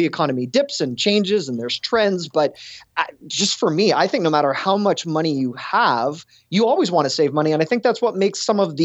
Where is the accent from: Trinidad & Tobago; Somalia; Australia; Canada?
Canada; Toronto, Ontario; moved away as an adult; also born or lived in Buffalo / Cleveland, Ohio; born and raised in Toronto